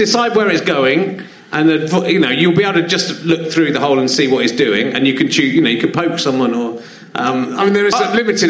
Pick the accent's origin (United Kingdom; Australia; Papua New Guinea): United Kingdom; Cheddar, South West England; I come from Cheddar, home of Cheddar cheese, the most famous cheese in the world.